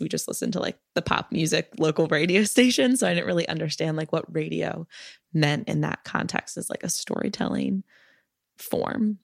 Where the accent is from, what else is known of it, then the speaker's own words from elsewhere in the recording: Maryland, United States; now in Brooklyn, United States; I'm from Maryland